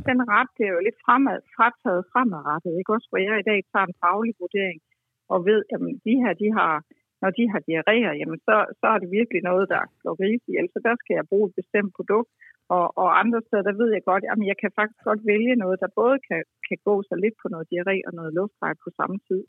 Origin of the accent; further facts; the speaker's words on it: Denmark; som dansker